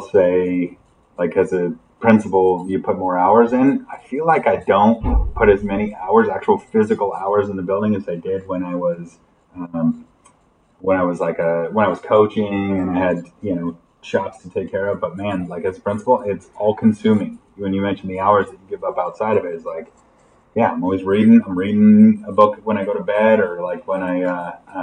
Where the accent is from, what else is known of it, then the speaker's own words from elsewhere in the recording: Montana, United States; I'm from Montana.